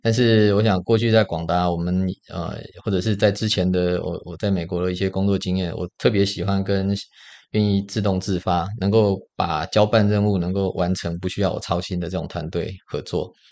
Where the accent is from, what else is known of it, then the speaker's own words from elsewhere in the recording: Taiwan; 我们台湾人很喜欢创业啊